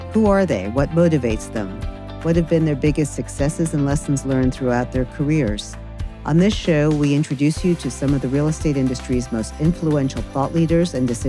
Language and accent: English; New York City, New York, United States; I understand we're both born and bred New Yorkers